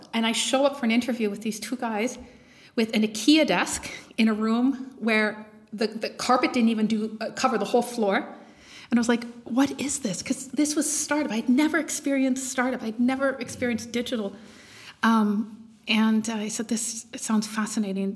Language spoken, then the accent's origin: English; Canada; moved away as an adult; now in Germany; I am Canadian, moved to Germany um, a few years ago